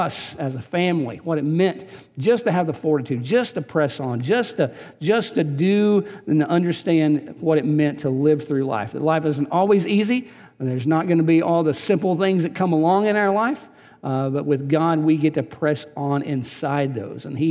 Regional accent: Eastern Kentucky, United States; moved away; also born or lived in Southern Ohio / Texas; I grew up in Eastern Kentucky

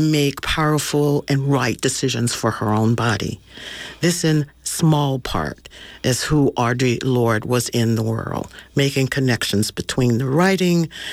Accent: the South, United States; as a Southern Black woman

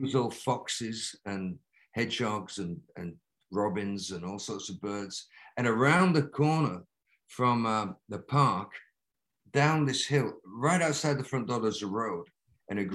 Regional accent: Lancaster, North West England, United Kingdom; moved away; a row of terraced houses at the highest point of my hometown that faced out into the country. So it was cornfields and wow. a gigantic park with a tremendous like um, folly in the middle, like the Taj Mahal that the industrialist uh, Williamson built for Lancaster

